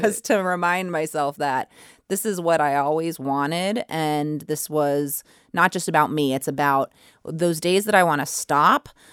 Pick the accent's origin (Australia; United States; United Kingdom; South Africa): United States; Braintree, Massachusetts; I grew up, um, right outside of Boston in Braintree